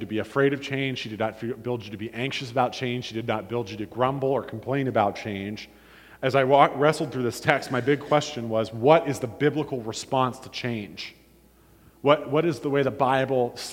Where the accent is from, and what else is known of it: Warren, Ohio, United States; born or raised there; moved away as an adult; also born or lived in Illinois